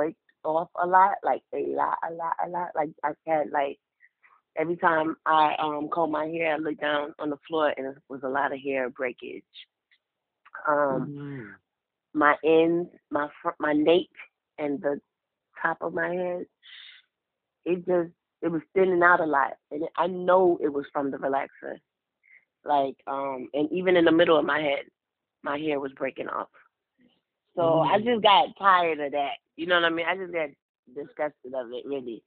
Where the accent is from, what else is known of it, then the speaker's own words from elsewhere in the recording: New York City, New York, United States; now in Mississippi, United States; I live in Mississippi. I'm from Brooklyn, New York.